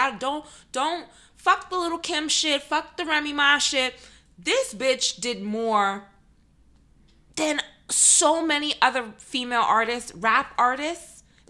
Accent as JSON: {"language": "English", "region": "New York", "country": "United States", "also_born_or_lived": "the South", "said": "I'm a New Yorker through and through. But I think I lived in the South"}